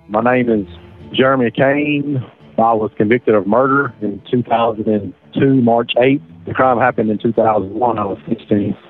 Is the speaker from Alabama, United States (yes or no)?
yes; Alabama, United States; born or raised there